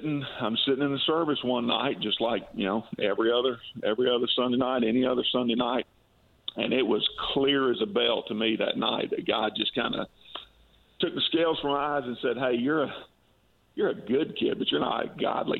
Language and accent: English; Valdosta, Georgia, United States; now in Warner Robins, United States; I have incredibly fond memories of growing up in South Georgia